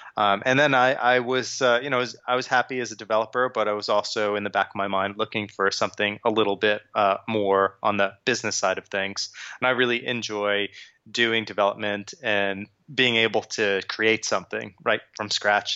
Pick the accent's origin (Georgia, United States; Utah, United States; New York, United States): New York, United States; Long Island; moved away as an adult; also born or lived in Brooklyn / New Jersey; now in London, United Kingdom; I grew up in Long Island. I was born in Brooklyn